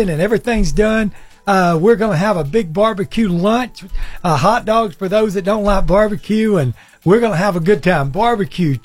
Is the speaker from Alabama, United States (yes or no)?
yes; Guntersville area, Alabama, United States; moved away as an adult; also born or lived in Tennessee; come back to my hometown where I graduated